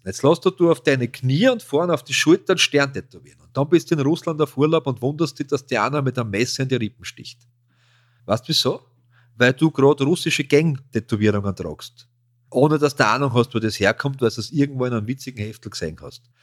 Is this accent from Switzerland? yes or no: no; Austria; wir als Österreicher